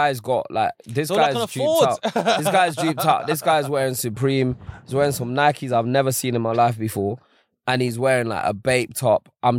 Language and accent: English; London, United Kingdom; I'm from Holloway.